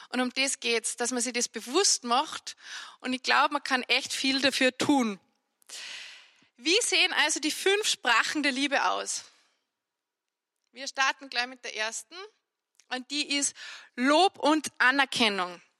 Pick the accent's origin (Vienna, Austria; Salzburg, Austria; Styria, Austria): Salzburg, Austria; Annaberg; accent: Salzburg dialect; first language Salzburg dialect; bin im Tennengau bei uns aufgewachsen in Annaberg und ich muss sagen, ich habe nicht Hochdeutsch gelernt, deswegen fühle ich mich, wenn ich Hochdeutsch spreche, auch gar nicht so wohl und man hört das auch.